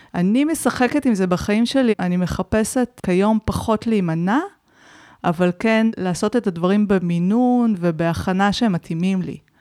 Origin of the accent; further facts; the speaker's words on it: Israel; אני גם באה מקיבוץ